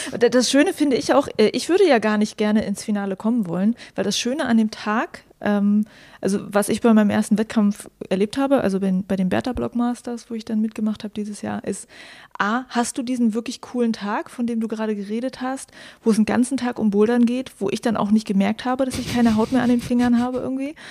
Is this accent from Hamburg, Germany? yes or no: no; Mecklenburg-Vorpommern, Germany; moved away; Ich komme ja ursprünglich aus Mecklenburg-Vorpommern